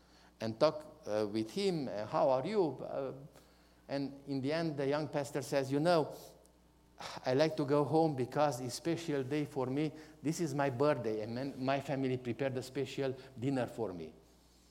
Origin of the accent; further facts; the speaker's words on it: Romania; English is a second language; My spiritual birthday was in hospital in Brasov, in one town from our country